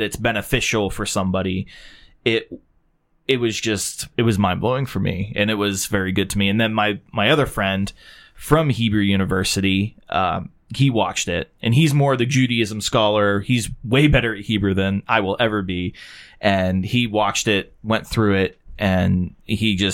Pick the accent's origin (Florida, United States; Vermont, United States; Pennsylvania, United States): Pennsylvania, United States; Pittsburgh; also born or lived in Washington, Pennsylvania; Grew up in Pittsburgh, grew up in Washington, Pennsylvania